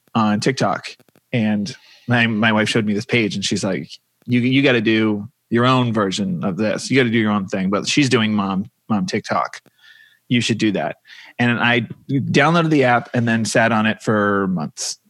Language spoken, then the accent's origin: English; Massachusetts, United States; also born or lived in New York; now in Los Angeles, United States; I am from Massachusetts